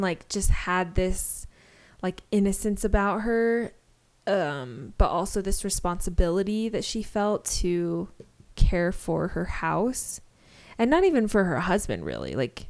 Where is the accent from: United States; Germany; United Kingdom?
United Kingdom; Nope. I am all British.